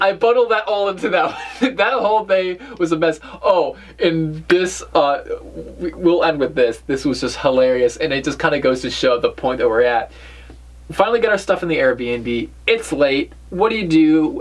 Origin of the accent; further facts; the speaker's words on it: New England, United States; we're from New England.